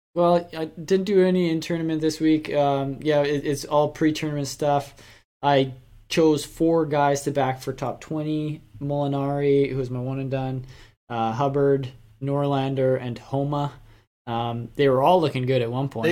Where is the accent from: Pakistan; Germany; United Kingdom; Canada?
Canada; we're Canadian